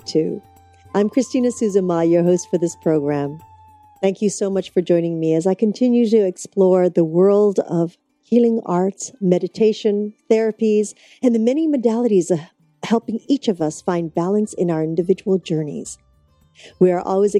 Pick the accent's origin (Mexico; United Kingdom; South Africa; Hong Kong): Hong Kong; You're from Hong Kong like me